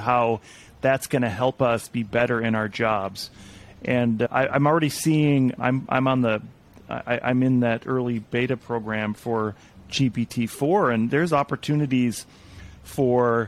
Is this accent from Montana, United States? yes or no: yes; Montana, United States; I'm from Montana